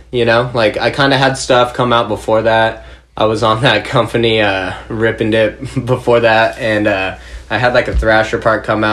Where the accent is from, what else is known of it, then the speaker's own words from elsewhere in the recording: Anaheim, California, United States; I grew up in Anaheim, California, so kind of like Orange County zone